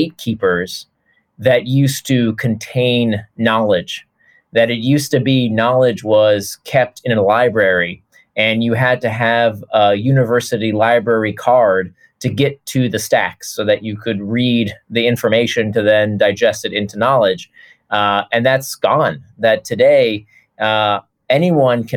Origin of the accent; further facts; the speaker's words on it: Orlando, Florida, United States; moved away; I choose not to live there anymore. Nothing against Orlando. But, you know, when you grow up there